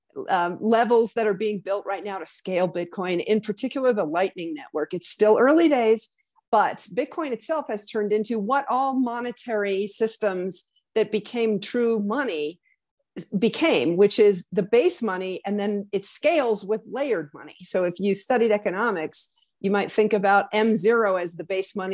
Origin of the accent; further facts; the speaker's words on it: Wyoming, United States; my home state of Wyoming